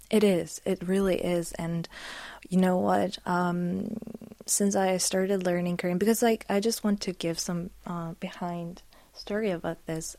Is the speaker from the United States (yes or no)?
no; Poland; English is a second language; I'm from Poland.